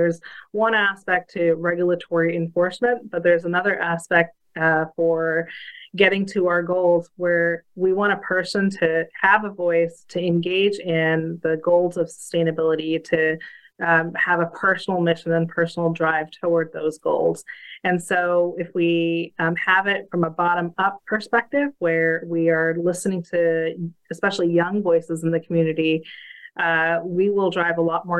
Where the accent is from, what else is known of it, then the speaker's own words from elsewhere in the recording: Queens, New York, United States; But I'm also from Queens